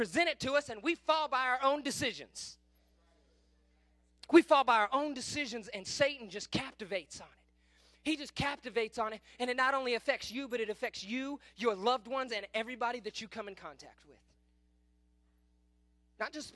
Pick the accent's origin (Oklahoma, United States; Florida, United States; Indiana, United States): Oklahoma, United States; Kingfisher; I grew up in Kingfisher